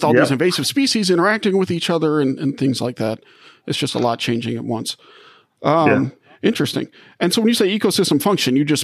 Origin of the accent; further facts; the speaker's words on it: New Orleans, Louisiana, United States; now in Michigan, United States; I grew up in New Orleans